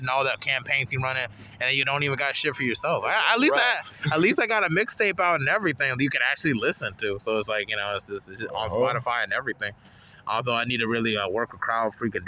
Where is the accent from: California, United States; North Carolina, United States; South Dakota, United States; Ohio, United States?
North Carolina, United States; Charlotte; we grew up in Charlotte for, like, a while